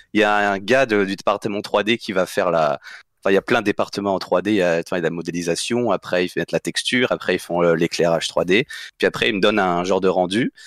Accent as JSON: {"language": "French", "country": "France", "also_born_or_lived": "Saguenay, Quebec", "moved": "as an adult", "said": "partais à 18 ans de France pour aller étudier au, au Québec"}